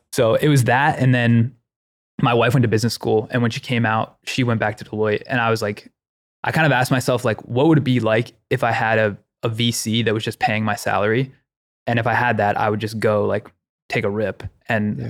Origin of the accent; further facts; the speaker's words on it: Ohio, United States; I grew up in Ohio